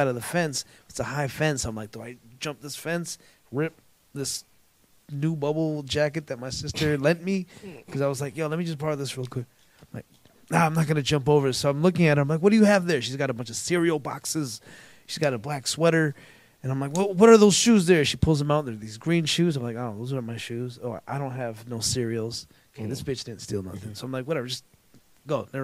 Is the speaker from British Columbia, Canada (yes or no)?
no; Toronto, Ontario, Canada; I'm from Scarborough